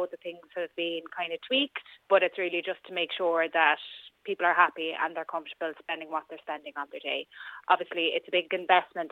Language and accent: English; Ireland; we're Irish